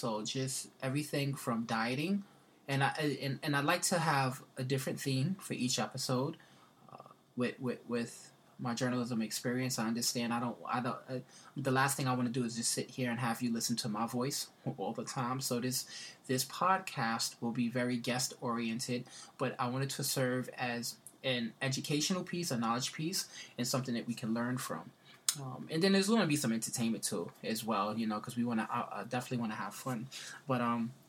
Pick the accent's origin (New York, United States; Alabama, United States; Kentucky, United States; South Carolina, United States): New York, United States; New York City; I grew up in the Bronx